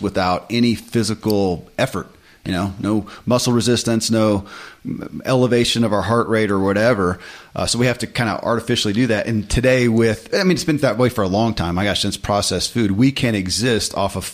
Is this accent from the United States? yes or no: yes; Kentucky, United States; born or raised there